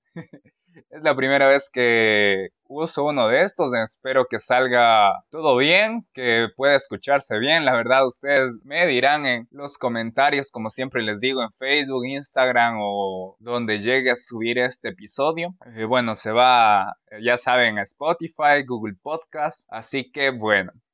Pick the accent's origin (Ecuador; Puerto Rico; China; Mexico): Ecuador; Pastaza; soy de Ecuador, de la provincia de Pastaza